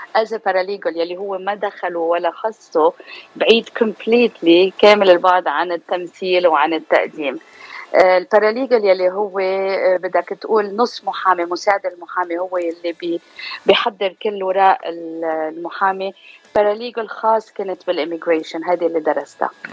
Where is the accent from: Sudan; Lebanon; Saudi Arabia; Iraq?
Lebanon; Beirut, Beirut Governorate; accent: Lebanese; moved away as an adult; also born or lived in United States; now in Southern California, United States; أنا من لبنان من بيروت آه، صار لي بأمريكا 18 سنة